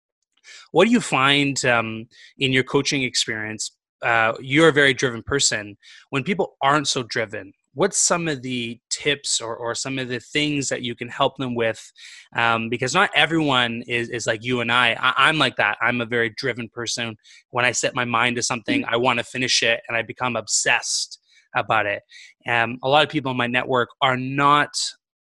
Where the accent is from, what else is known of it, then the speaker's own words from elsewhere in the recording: Vancouver, British Columbia, Canada; now in Montreal, Canada; I come from Vancouver, where we don't speak French.